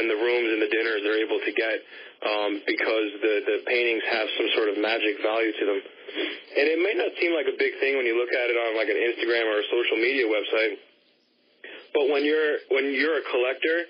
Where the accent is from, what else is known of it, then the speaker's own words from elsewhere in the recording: New York City, New York, United States; I grew up on the Upper West Side, and I kind of grew up in between the Upper East Side and the Upper West Side and the Bronx